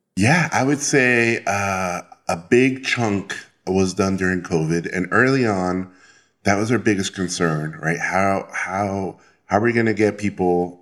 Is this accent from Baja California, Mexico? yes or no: yes; Tijuana, Baja California, Mexico; moved away as an adult; also born or lived in Mexico City; I'm originally from Mexico, but then I grew up in Tijuana